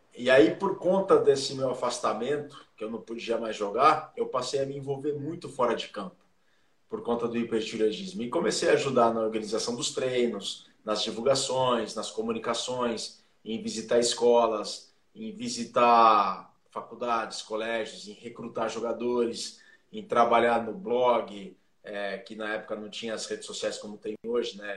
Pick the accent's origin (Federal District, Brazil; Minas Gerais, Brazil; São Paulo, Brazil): São Paulo, Brazil; Jaú; eu sou do interior de São Paulo, sou de Jaú